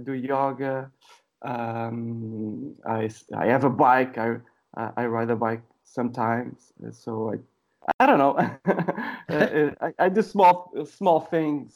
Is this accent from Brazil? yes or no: no; Sintra, Lisbon, Portugal; now in Lisbon, Portugal; I was born in Lisbon. I didn't live in Lisbon all my life. I lived in a village very close to Lisbon. I don't know, maybe 30 minutes, 40 minutes from Lisbon.